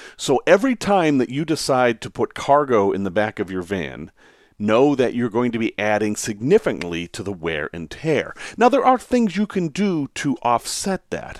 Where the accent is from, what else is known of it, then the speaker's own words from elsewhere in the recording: Salem, Massachusetts, United States; I grew up in Salem, Massachusetts, which is a heavily storied place